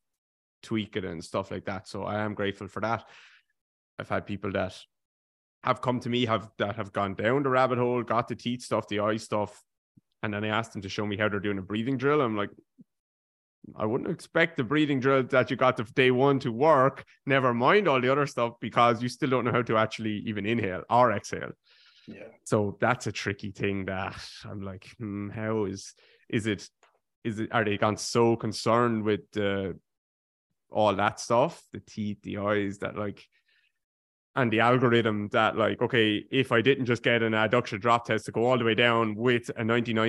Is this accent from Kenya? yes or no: no; Ireland; I grew up in Ireland